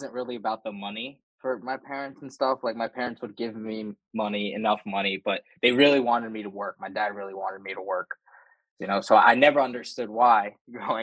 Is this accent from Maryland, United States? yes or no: yes; Baltimore, Maryland, United States; I'm from Baltimore, Maryland